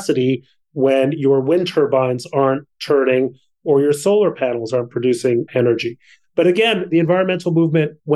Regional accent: Mexico City, Mexico; now in United States; I grew up in Mexico City.

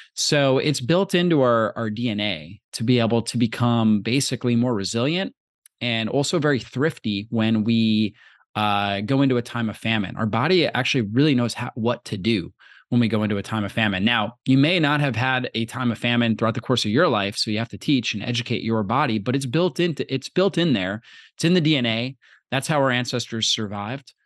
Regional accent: Florida, United States; I grew up in Florida

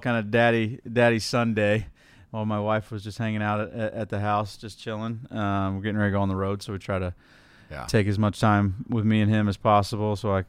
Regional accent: Indiana, United States; So growing up in Indiana

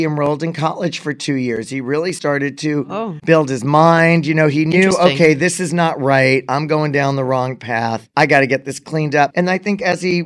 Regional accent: Long Island, New York, United States; We're both from Long Island, and we're Long Island strong

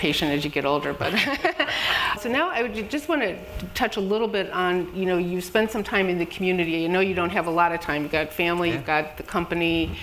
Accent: Chicago, Illinois, United States; I'm born and raised in Chicago

